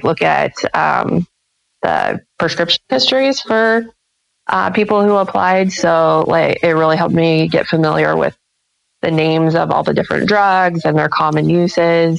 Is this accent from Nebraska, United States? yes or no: yes; central Nebraska, United States; also born or lived in Lincoln, Nebraska; It's fairly close to my hometown. It's about 30 minutes away